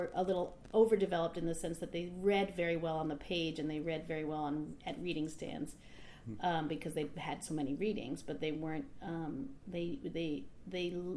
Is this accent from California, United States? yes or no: yes; Hermosa Beach, California, United States; now in New York, United States; I grew up in Hermosa Beach, California, and I have a whole big family there